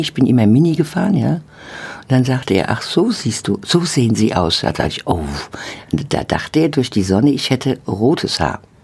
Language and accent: German; Oppenheim, Rhineland-Palatinate, Germany; also born or lived in Mainz; ich bin ja eigentlich geboren in Mainz, aber in Oppenheim groß geworden